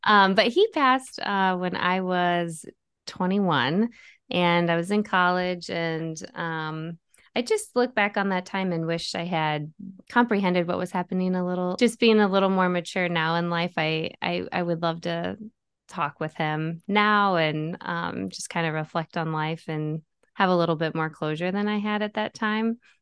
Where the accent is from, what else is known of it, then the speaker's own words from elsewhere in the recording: Bettendorf, Iowa, United States; moved away as an adult; now in Chicago, United States; I grew up in the Quad Cities, um, went to Bettendorf High School